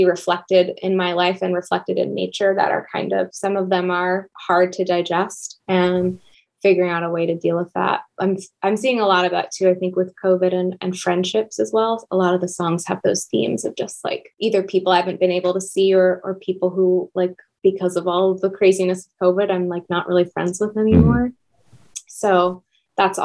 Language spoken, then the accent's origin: English; Mashpee, Massachusetts, United States; I grew up on Cape Cod